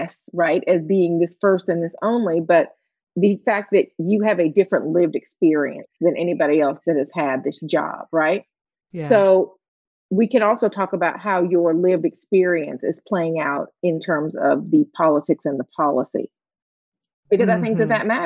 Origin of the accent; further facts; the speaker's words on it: Atlanta, Georgia, United States; Being from Atlanta